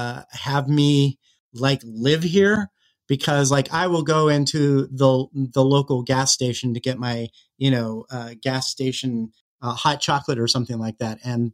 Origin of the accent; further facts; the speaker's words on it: Los Angeles, California, United States; moved away as an adult; also born or lived in Virginia / suburban DC; now in Ohio, United States; I grew up in Southern California in the LA area, and I was living in suburban DC.